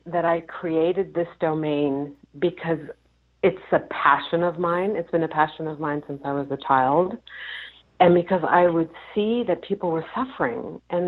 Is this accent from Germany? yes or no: yes; Germany; moved away; I was born and raised in Germany